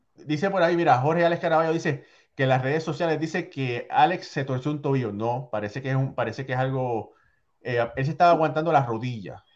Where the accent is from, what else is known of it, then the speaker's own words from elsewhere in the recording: Puerto Rico; como boricua